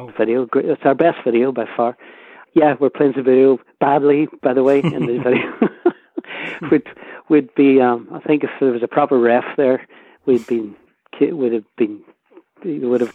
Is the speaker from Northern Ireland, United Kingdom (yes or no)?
yes; Derry, Northern Ireland, United Kingdom; we grew up in Derry and near the Bogside in Craigan